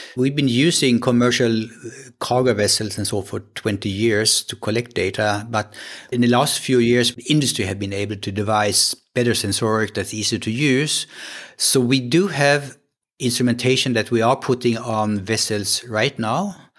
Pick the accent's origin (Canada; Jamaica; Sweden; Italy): Sweden; accent: Swedish; English is a second language; moved away as an adult; also born or lived in Gothenburg, Sweden / San Diego, United States; now in Kiel, Germany; So I'm, I'm coming from Sweden. You can hear that maybe on my accent, even in, in English.